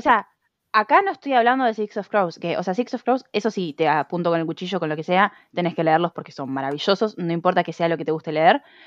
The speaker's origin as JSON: {"language": "Spanish", "country": "Argentina", "said": "yo soy de Argentina."}